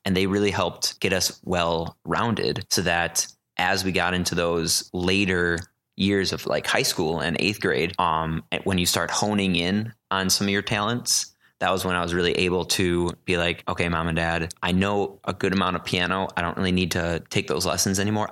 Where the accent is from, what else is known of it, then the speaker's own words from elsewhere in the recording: Port Washington, Wisconsin, United States; also born or lived in Madison, Wisconsin; I'm originally from Port Washington, Wisconsin. Went to Port Washington High School, grew up there